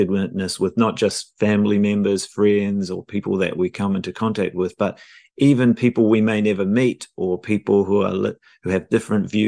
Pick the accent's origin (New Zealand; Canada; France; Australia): New Zealand; moved away as an adult; also born or lived in London, United Kingdom; now in Los Angeles, United States; I was born in New Zealand